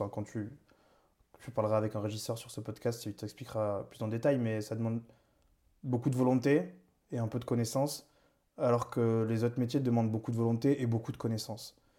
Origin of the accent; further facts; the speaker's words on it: Toulouse, Occitania, France; moved away as an adult; now in Paris, France; je viens de Toulouse, ça fait 8 ans maintenant que je suis à Paris